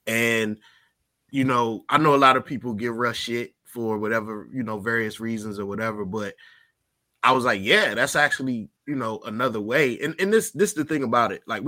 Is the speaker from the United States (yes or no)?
yes; Virginia, United States; I'm from Virginia, so I know a lot of kids that went there.